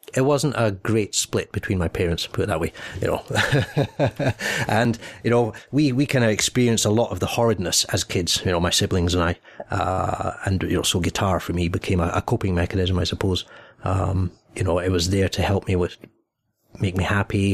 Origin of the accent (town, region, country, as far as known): Scotland, United Kingdom; born or raised there; also born or lived in England